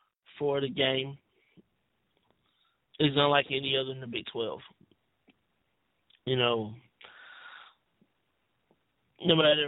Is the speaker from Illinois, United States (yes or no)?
yes; Chicago, Illinois, United States; my hometown, Chicago Blackhawks.